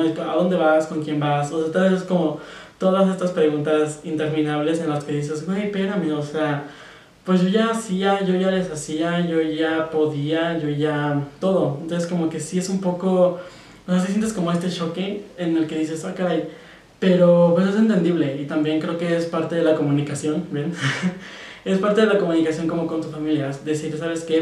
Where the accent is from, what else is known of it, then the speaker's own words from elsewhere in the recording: Mexico; yo soy de México.